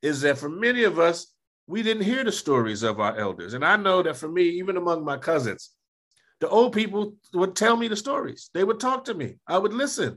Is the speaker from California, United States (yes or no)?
yes; Los Angeles, California, United States; I grew up in Los Angeles, you know, the deep south of Los Angeles